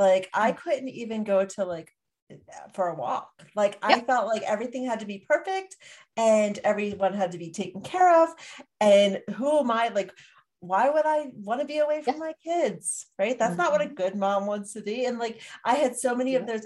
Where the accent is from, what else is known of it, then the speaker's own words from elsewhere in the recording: Pennsylvania, United States; moved away; I'm from Pennsylvania, and I went home to visit